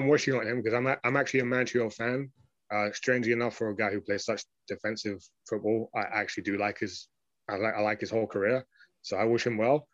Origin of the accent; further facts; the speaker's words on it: England, United Kingdom; as an Englishman